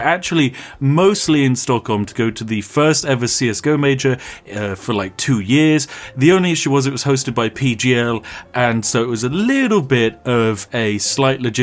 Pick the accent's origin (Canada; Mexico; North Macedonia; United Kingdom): United Kingdom; England; we are classic English tourists in that we hardly speak the language